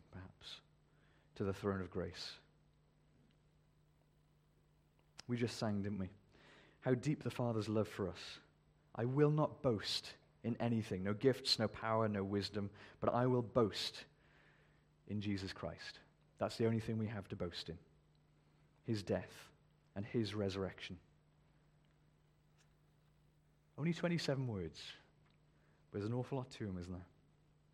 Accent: United Kingdom; We're very British. We don't boast, you know, we're British

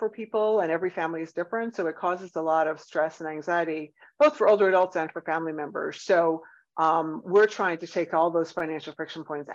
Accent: Northeast, United States; now in Atlanta, United States; I'm from the Northeast

